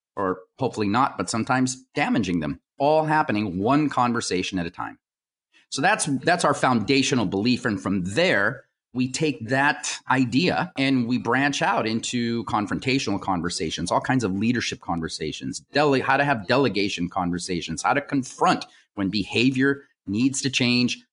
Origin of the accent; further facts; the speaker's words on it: United States; I was born here in the United States.